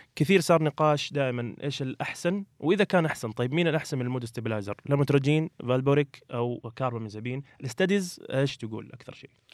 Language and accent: Arabic; Saudi Arabia; عندنا في السعوديه